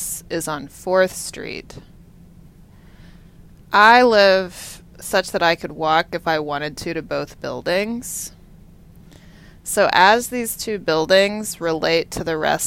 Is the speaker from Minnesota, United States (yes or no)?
no; Texas, United States; I'm from Texas